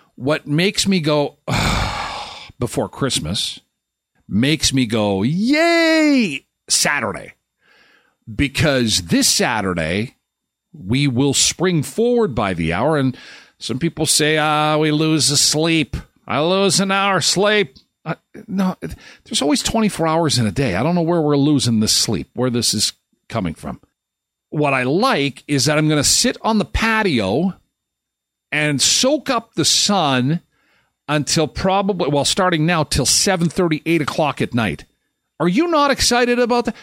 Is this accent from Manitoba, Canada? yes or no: yes; Manitoba, Canada; I was born and raised in Manitoba, and I'm not used to it